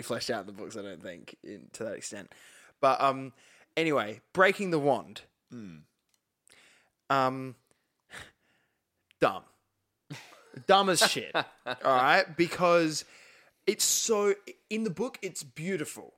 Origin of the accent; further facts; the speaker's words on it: Australia; As an Australian